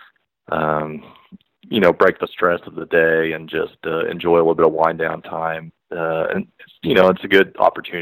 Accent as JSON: {"language": "English", "region": "Kansas", "country": "United States", "moved": "yes", "lives_now": "Columbia, United States", "said": "I'm actually from Kansas originally"}